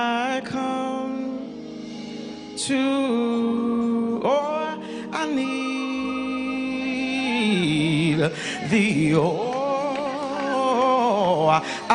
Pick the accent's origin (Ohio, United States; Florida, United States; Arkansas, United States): Arkansas, United States; moved away; I'm from the South. I'm from Arkansas originally.